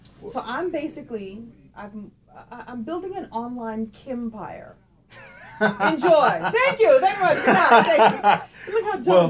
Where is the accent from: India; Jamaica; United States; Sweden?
United States; Brooklyn, New York; I'm from Brooklyn. I don't sound like it when I talk, but I'm from Brooklyn.